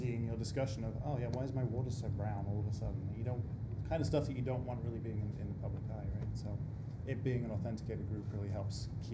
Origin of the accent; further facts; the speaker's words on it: United Kingdom; now in United States; I'm reluctant to use the word American because I'm British